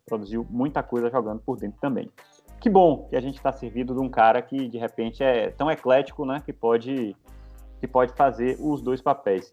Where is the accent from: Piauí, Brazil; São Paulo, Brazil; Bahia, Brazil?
Bahia, Brazil; Eu, como um bom baiano